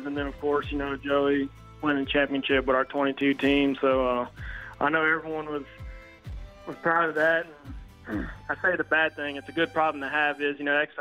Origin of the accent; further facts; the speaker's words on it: Marksville, Louisiana, United States; moved away; also born or lived in Mooresville, North Carolina; I'm originally from Marksville, Louisiana, real small town in the state